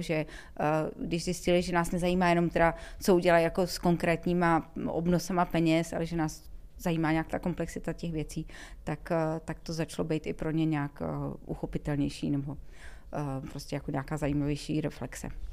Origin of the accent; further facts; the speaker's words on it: Czechia; já jako Češka